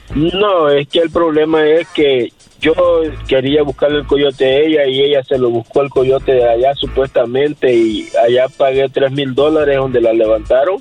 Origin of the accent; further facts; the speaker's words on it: El Salvador; yo soy salvadoreño.